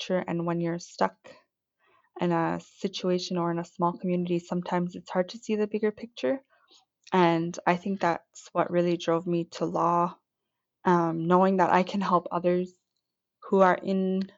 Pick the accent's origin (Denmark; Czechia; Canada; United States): Canada; Rankin Inlet, Nunavut; also born or lived in Iqaluit, Nunavut; I'm originally from Rinkinen, the Nunavut, and I'm attending the Nunavut Law Program in Iqaluit, Nunavut